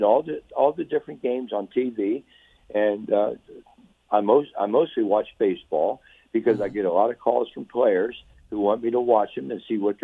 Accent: Cincinnati, Ohio, United States; I'm from Cincinnati, Ohio

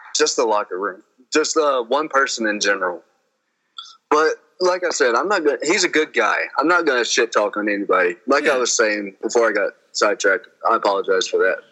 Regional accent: Greenville, South Carolina, United States; moved away as an adult; also born or lived in Charlotte, North Carolina; now in Colorado, United States; I was born in Greenville, South Carolina, and then I started training in 2013 in three count pro wrestling, and then I moved up to Charlotte

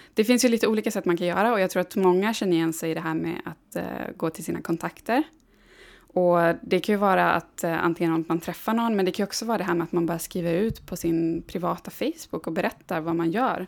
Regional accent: Gällivare, Norrbotten County, Sweden; moved away; uppe i Gällivare som är min hemstad

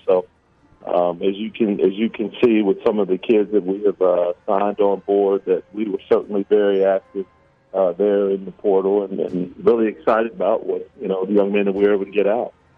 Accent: Kansas City, Missouri, United States; moved away; also born or lived in Oregon; I'm from Kansas City, Missouri

